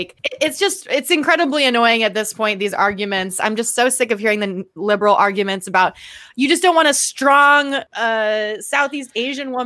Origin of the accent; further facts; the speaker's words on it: Guam; I'm from Guam, you know, so me being from Guam